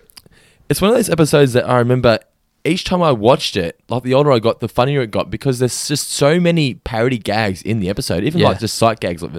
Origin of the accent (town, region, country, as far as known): Australia